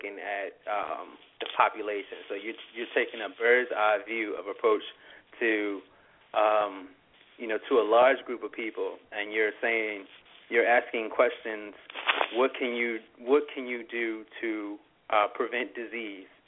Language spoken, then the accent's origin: English; Pumphrey, Maryland, United States; now in Philadelphia, United States; I grew up in a small community called Pumphrey, Maryland.